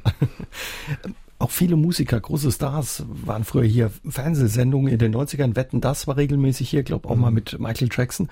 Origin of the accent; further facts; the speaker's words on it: Germany; moved away; Ich komme aus der Ecke Südhessen, Baden-Württemberg.